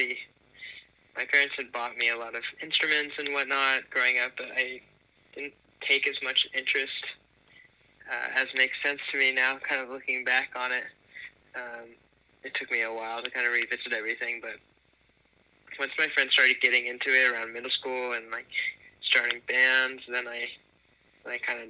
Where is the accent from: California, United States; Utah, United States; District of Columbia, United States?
California, United States; Los Angeles; moved away as an adult; also born or lived in New Jersey / Boston / Rhode Island; now in Brooklyn, United States; I grew up in Los Angeles. Was not born there, but I was there from a very early age, so that's my home